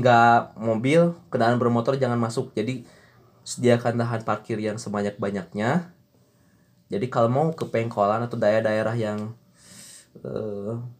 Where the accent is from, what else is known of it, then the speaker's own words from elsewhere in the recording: Garut, West Java, Indonesia; sebagai orang Garut